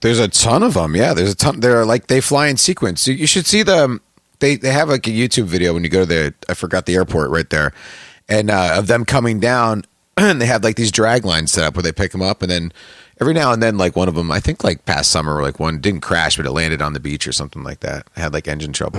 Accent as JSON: {"language": "English", "town": "West Orange", "region": "New Jersey", "country": "United States", "tie": "born or raised there", "said": "I grew up in West Orange"}